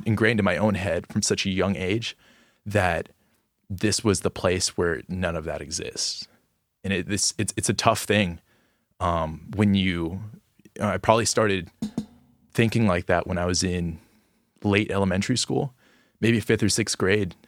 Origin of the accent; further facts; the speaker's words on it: Gainesville, Florida, United States; I'm from Gainesville, Florida, and I'm a sophomore